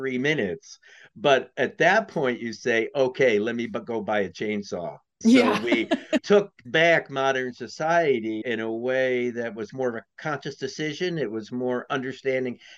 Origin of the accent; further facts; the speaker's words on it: New York, United States; moved away as an adult; also born or lived in California; I grew up in New York. I lived on the address that people die for.